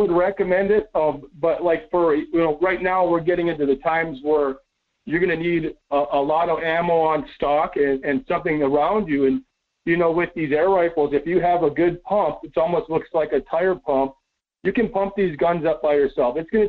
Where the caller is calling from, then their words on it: Las Vegas, Nevada, United States; Yeah, buenos dias, Michael. It's … from Las Vegas.